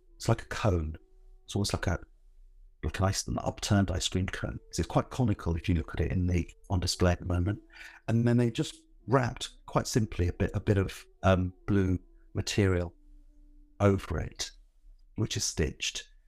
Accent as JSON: {"language": "English", "town": "Northolt", "region": "London", "country": "United Kingdom", "tie": "born or raised there", "also_born_or_lived": "Southall", "said": "I was born in South Hall, but I didn't, you know, we didn't live there very long. We moved to Northolt, which is another part of that bit of suburban Northwest London."}